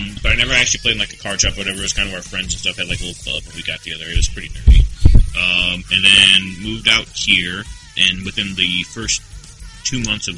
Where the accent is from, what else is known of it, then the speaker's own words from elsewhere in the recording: Gary, Indiana, United States; moved away; also born or lived in Dayton, Ohio; my family moved to Chicago, Chicago land area, because they currently live in Gary, Indiana, which is a shithole